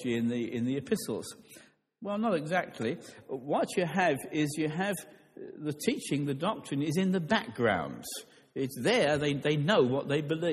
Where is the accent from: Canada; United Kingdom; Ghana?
United Kingdom; London; I grew up in London